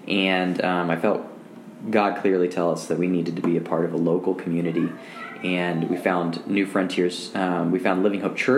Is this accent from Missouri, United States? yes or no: yes; Kansas City, Missouri, United States; moved away as an adult; also born or lived in Maryville; now in St. Joseph, United States; since we grew up in Kansas City.